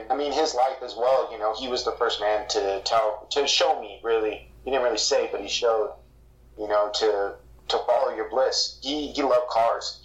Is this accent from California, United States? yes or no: yes; San Diego, California, United States; my family and where we're from Southeast San Diego